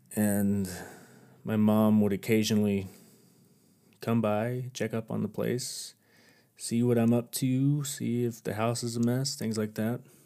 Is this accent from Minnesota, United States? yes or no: no; near Hondo, Texas, United States; moved away; also born or lived in Oregon; my hometown in Hondo, Texas